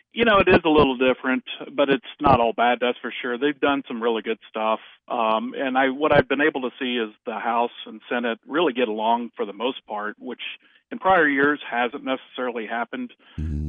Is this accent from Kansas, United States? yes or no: yes; Kansas, United States; my home state